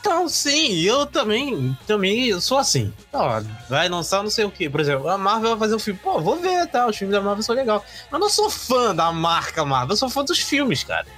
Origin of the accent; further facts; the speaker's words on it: Brazil; eu sou brasileiro, moro no Brasil